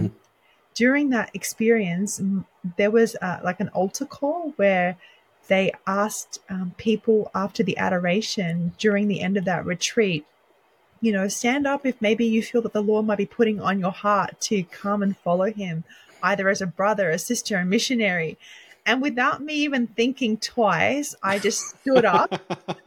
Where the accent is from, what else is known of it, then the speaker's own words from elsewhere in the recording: Sydney, New South Wales, Australia; moved away as an adult; also born or lived in Lebanon; now in United States; I was born and raised in Sydney, Australia